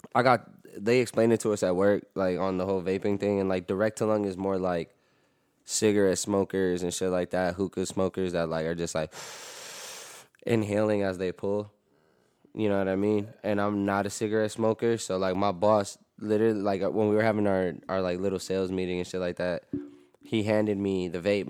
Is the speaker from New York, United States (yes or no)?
yes; New York, United States; I'm from New York